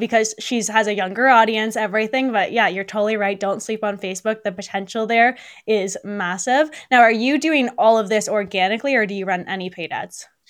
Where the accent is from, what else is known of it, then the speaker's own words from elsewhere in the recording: Burlington, Ontario, Canada; now in Beamsville, Canada; I'm from, well, originally from Burlington